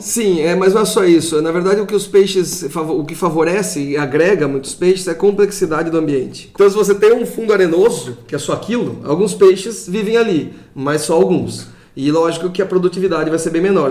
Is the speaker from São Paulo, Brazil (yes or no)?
yes; São Paulo, Brazil; moved away; eu sou de São Paulo, então fiz toda a minha pesquisa de pós-graduação lá